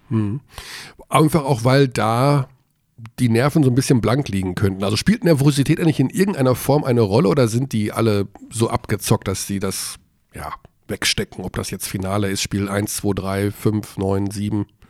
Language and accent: German; Hagen, North Rhine-Westphalia, Germany; ich bin Hagener. Also ich darf, gegen meine Heimatstadt darf ich ruhig hetzen